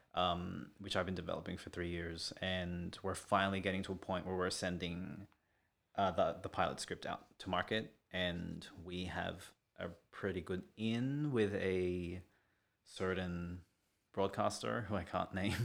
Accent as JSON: {"language": "English", "town": "Sydney", "region": "New South Wales", "country": "Australia", "also_born_or_lived": "Melbourne", "said": "I'm Filipino, and, uh, and from Western Sydney"}